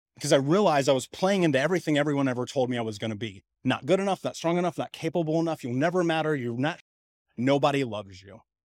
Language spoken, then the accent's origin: English; Indianapolis, Indiana, United States; I grew up in Indianapolis. I grew up in Indiana in America